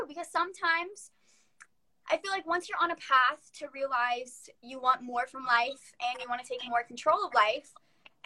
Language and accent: English; Florida, United States; I am not Hispanic, but I am from Florida